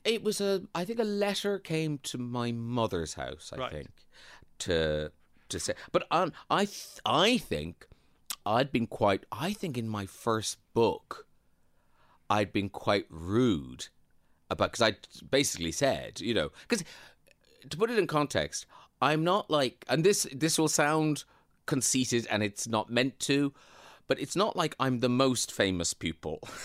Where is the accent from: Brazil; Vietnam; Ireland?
Ireland; Bandon, Munster; moved away as an adult; also born or lived in Dublin / Waterford / United Kingdom; my hometown of Bandon